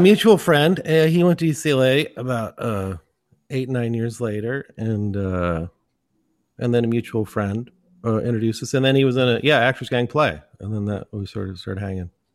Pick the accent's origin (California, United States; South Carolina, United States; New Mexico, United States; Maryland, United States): California, United States; San Francisco Bay Area; also born or lived in Los Angeles; I grew up in the Bay Area, well, San Francisco Bay Area